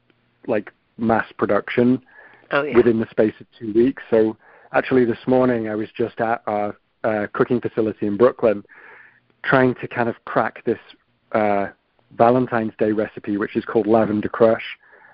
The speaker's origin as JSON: {"language": "English", "town": "Manchester", "region": "North West England", "country": "United Kingdom", "tie": "born or raised there", "said": "when I grew up in Manchester United in the 90s were the best team, certainly in the UK"}